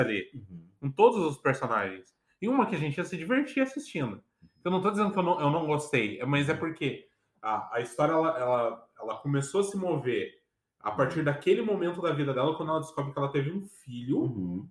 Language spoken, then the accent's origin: Portuguese; Curitiba, Paraná, Brazil; eu sou curitibano